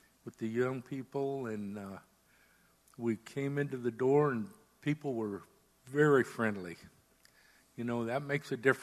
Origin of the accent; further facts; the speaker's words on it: Southern California, United States; moved away as an adult; now in New Hampshire, United States; I'm from Southern California